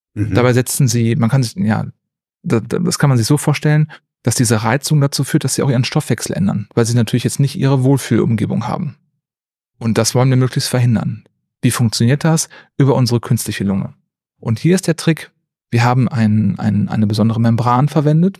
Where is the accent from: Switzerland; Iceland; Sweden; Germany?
Germany; Neuss, North Rhine-Westphalia; also born or lived in Jülich / Aachen; Ich komme aus Neuss gebürtig, also nicht so weit weg von Bonn.